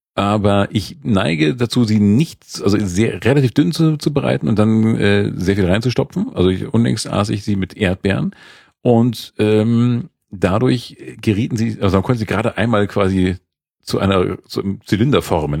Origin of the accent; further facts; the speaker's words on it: Schleswig-Holstein, Germany; als äh, Holsteiner